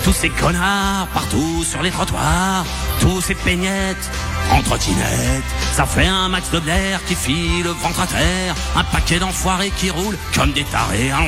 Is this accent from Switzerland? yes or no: yes; Switzerland; Maman, je suis suisse, moi je suis neutre